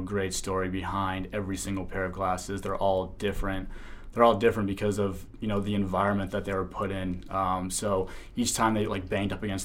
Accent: Harpswell, Maine, United States; also born or lived in Portland, Maine; I was born in Portland and grew up on the coast of Harpswell

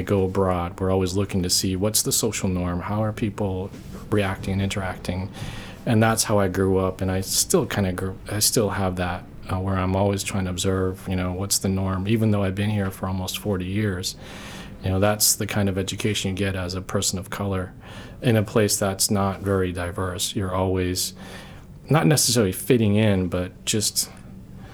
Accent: Portland, Maine, United States; first language Korean; English is a second language; also born or lived in Korea; I've been here almost my entire life. I grew up on Brackett Street in the West End

